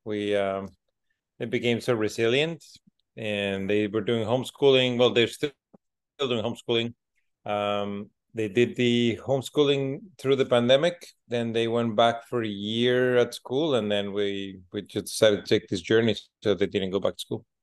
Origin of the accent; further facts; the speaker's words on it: Mexico City, Mexico; also born or lived in Alberta, Canada; now in Dominican Republic; I'm originally from Mexico City. So then we moved into Canada